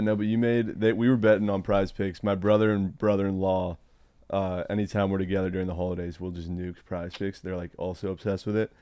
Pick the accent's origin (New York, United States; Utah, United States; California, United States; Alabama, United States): California, United States; Newport Beach; moved away; I came from Newport Beach